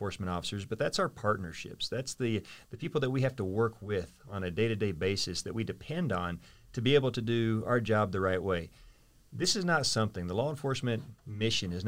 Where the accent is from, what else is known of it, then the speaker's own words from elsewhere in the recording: Muskogee, Oklahoma, United States; I'm an …